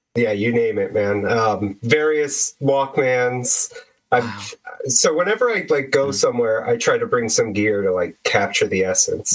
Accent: Bay Area, California, United States; I'm from the Bay Area

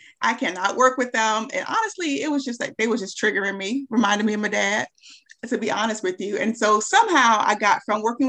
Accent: Charlotte, North Carolina, United States; I'm from Charlotte

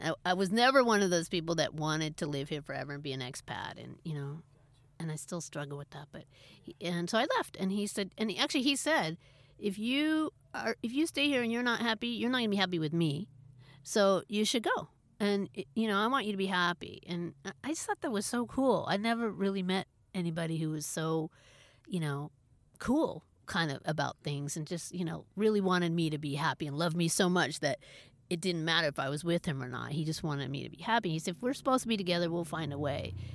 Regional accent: Berkeley, California, United States; I grew up in Berkeley, California

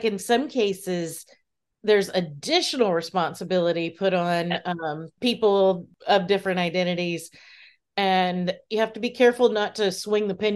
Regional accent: Lakeland, Florida, United States; Growing up in Central Florida as a child

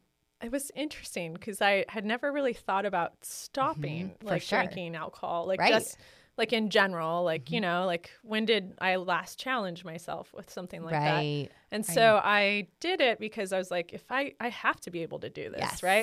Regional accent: Lodi, California, United States; now in Sonoma County, United States; Like I grew up near Lodi area.

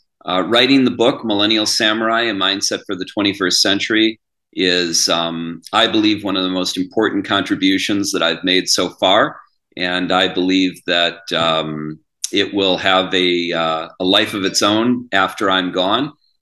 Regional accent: Wauwatosa, Wisconsin, United States; also born or lived in Las Vegas, Nevada; I grew up in Wauwatosa, Wisconsin, and in Las Vegas, Nevada, back and forth. Two very different environments.

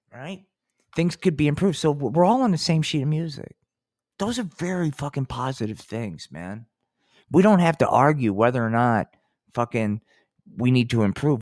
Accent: New Jersey, United States; moved away; I came from Jersey

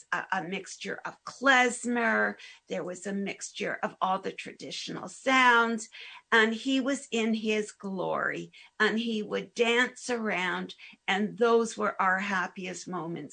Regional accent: Hamilton, Ontario, Canada; growing up in Hamilton, there was the Orthodox community

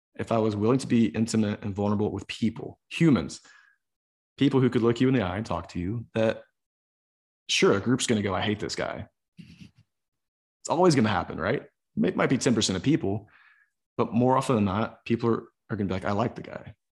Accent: the South, United States; growing up in the South

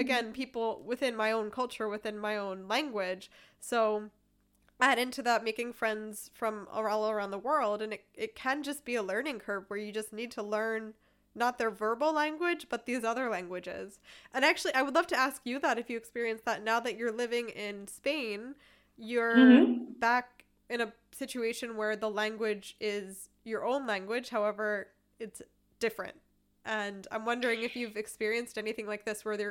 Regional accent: East Coast of America, United States; moved away; I'm from the East Coast of America

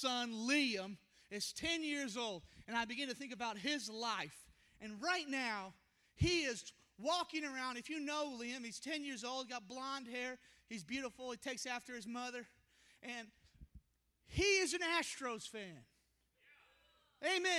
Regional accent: Houston, Texas, United States; moved away; We're from Houston originally.

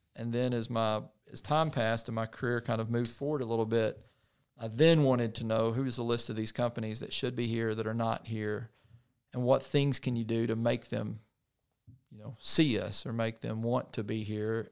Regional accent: Poinsett County, Arkansas, United States; I grew up in Poinsett County in, uh, Painway

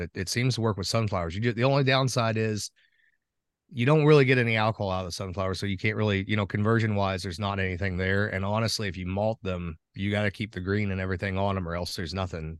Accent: Pekin, Indiana, United States; I'm from Pekin, Indiana. Born and raised here, grew up on a tobacco farm with parents and grandparents that also worked the tobacco farm

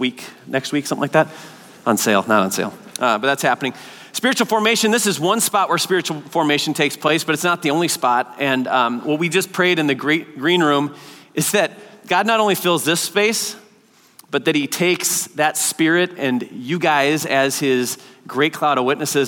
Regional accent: Oregon, United States; moved away; I grew up in Oregon.

